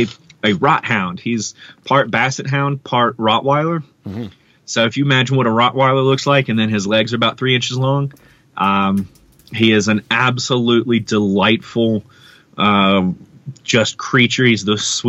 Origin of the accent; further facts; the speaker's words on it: Mississippi, United States; moved away; I'm from Mississippi originally